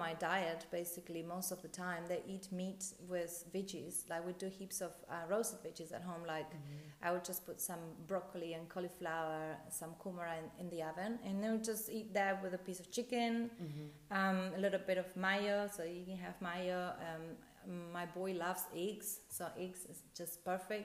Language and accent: English; Argentina; I'm from Argentina